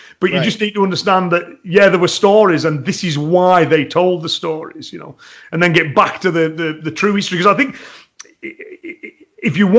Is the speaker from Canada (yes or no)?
no; England, United Kingdom; me as an Englishman